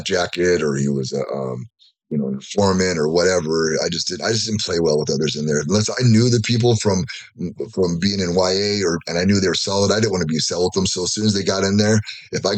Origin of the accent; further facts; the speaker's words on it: Fullerton, California, United States; also born or lived in Tahlequah, Oklahoma / Florida; now in Yucca Valley, United States; I grew up in Fullerton